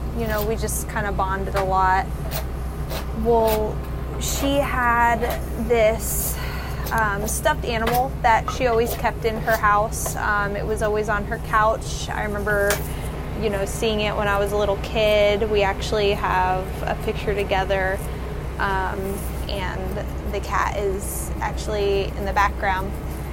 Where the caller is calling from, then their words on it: Dania Beach, Florida, United States; I'm calling from Dania Beach, Florida.